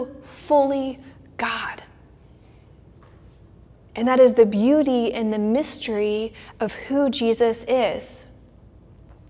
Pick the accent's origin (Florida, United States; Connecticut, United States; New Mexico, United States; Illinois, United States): Florida, United States; Orlando; my hometown of Orlando